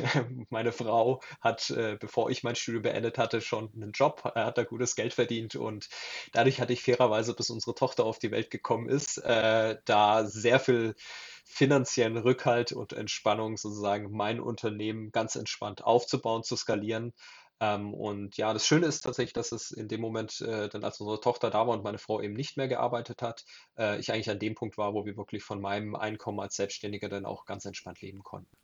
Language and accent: German; Southern Germany, Germany; ich komme aus Süddeutschland